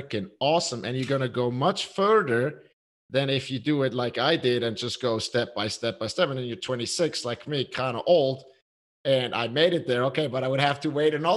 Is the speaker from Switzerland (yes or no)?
yes; Switzerland; I'm from Switzerland